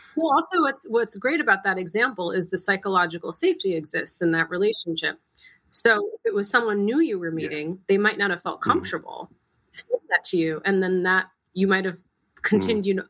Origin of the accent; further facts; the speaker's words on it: Massachusetts, United States; My younger brother and I were born and raised in the United States. Spent most of our time in Massachusetts